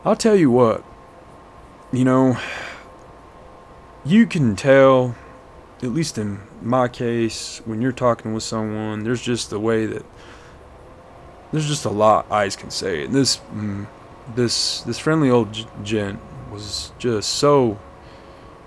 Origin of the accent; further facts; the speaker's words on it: Hobbs, New Mexico, United States; moved away; my hometown's about 30 miles west of it. It's called Hobbs